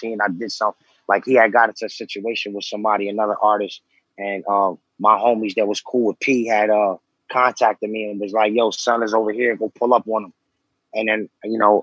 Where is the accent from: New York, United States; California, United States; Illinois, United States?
New York, United States; New York City; also born or lived in Lower East Side, New York; I'm from Far Rockaway. I was born out there. You know what I'm saying? Growing up in Rockaway was pretty tough